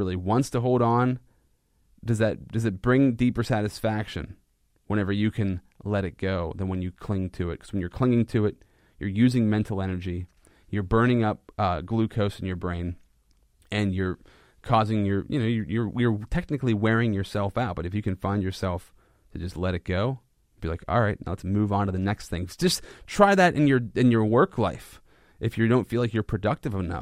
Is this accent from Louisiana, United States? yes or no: no; Central Pennsylvania, United States; I'm from Central PA